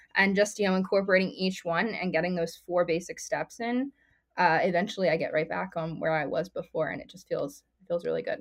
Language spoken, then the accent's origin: English; Philadelphia, Pennsylvania, United States; I'm from the greater Philadelphia area